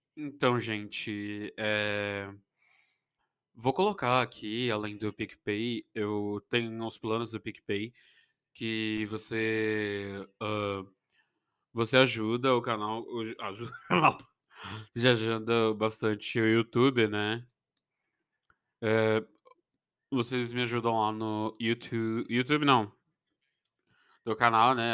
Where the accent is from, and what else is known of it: Brazil